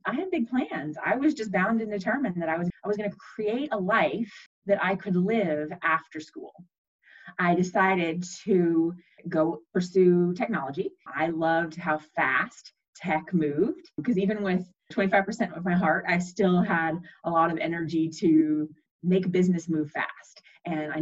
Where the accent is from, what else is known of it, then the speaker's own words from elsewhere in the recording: Texas, United States; I was born in Texas